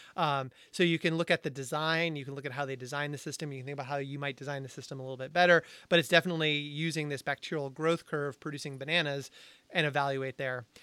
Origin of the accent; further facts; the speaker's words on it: Amherst, Massachusetts, United States; UMass Amherst, which I'm an alumni, alumni of, which is, people say is in the middle of nowhere, which I take a little personally 'cause it was my hometown